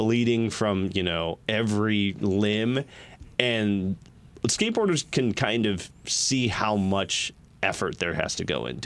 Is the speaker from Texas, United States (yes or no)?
no; Kalamazoo, Michigan, United States; moved away as an adult; I grew up in Kalamazoo for 29 years of my life